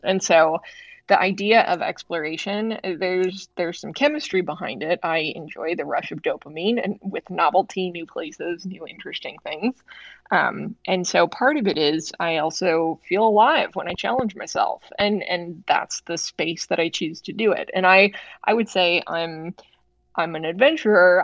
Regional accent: Chicago, Illinois, United States; I grew up in the Midwest. I grew up on the South side of Chicago

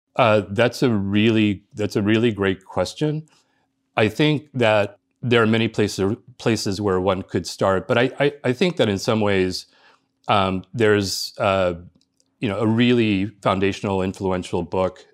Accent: Los Angeles, California, United States; born or raised there; first language Spanish; English is a second language; moved away as an adult; also born or lived in Cuba; now in East Coast, United States

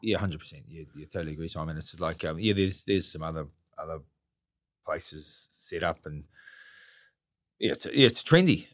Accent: Gisborne, New Zealand; now in Auckland, New Zealand; I'm from Gisborne

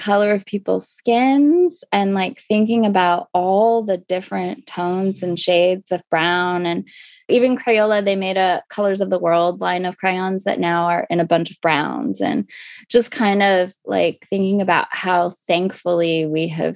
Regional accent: Los Angeles, California, United States; also born or lived in Tucson, Arizona; I did grow up

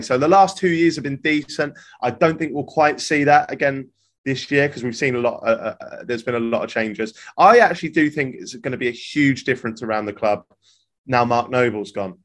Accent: Norwich, East of England, United Kingdom; I'm from Norwich

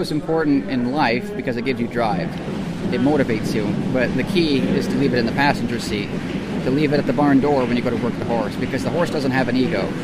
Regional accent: Port Orchard, Washington, United States; I grew up in Port Orchard, Washington, which is uh, near Seattle.

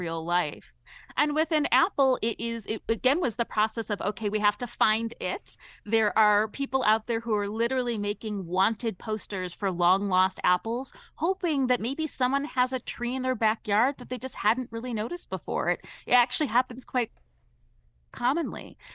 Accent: Ohio, United States; I'm from Ohio originally.

